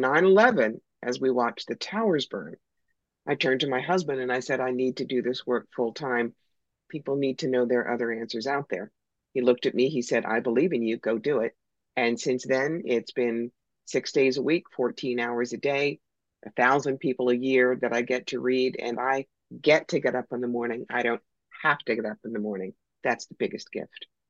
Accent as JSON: {"language": "English", "country": "United States", "said": "I'm American"}